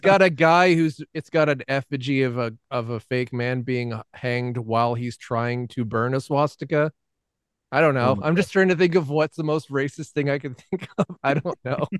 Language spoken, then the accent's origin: English; Atlanta, Georgia, United States; all of us uh, gr- growing up in Atlanta